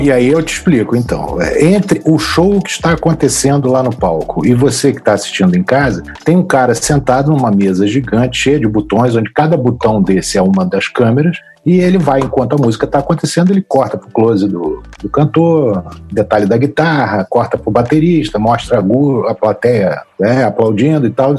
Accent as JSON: {"language": "Portuguese", "region": "Rio de Janeiro", "country": "Brazil", "tie": "born or raised there", "said": "Eu sou do Rio de Janeiro, nascido e criado no Lins de Vasconcelos, no Rio de Janeiro"}